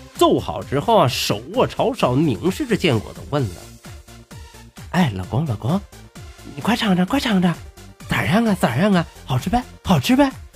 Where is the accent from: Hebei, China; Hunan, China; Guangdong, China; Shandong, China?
Hebei, China; Tangshan; accent: Tangshan dialect; 感谢您收听今天的唐山话讲段子